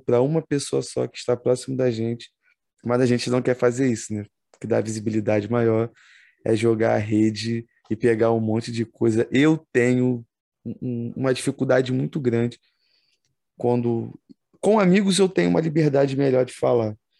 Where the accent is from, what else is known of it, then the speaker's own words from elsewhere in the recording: Brazil; como brasileiro